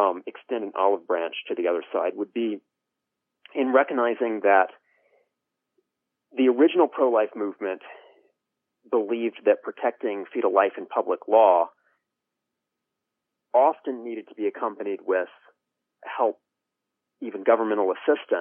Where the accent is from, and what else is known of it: United States